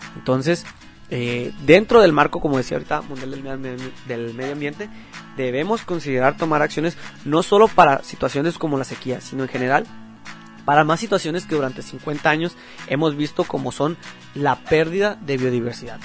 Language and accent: Spanish; Mexico; se hagan valer nuestros derechos como mexicanos